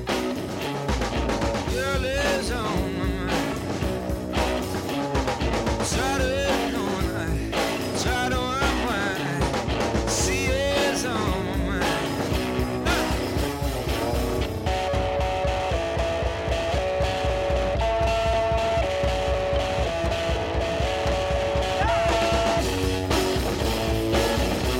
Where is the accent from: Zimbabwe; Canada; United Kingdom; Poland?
United Kingdom; Brighton, South East England; moved away as an adult; also born or lived in London; I was young at that point, new to London. I was from Brighton